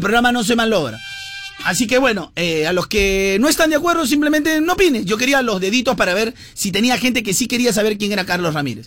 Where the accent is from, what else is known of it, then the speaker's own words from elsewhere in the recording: Peru; somos así en el Perú